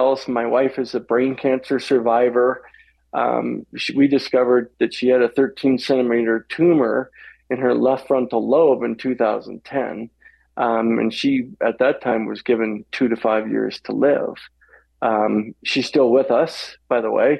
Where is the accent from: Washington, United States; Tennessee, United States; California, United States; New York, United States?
Washington, United States; Walla Walla; I'm born and bred in Walla Walla, Washington, so I'm a Northwest boy. And born and raised out there